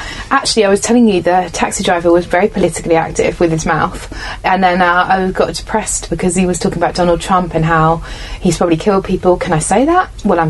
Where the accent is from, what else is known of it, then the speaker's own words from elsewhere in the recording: England, United Kingdom; I had to do an audition in England, where I'm from, in an American accent